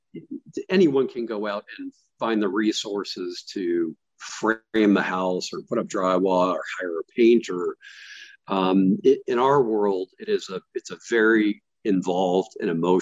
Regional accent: Florida, United States; moved away as an adult; now in Atlanta, United States; I grew up in Florida

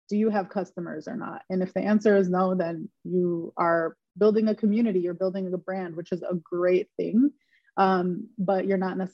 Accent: Dearborn, Michigan, United States; now in Los Angeles, United States; I'm from Michigan, specifically Dearborn, Michigan, and now I currently live and work out

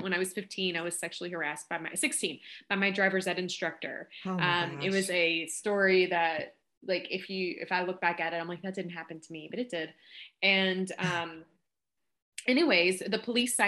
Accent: Kentucky, United States; accent: Southern drawl; I'm from Kentucky. I'm not sure if you picked up on the accent

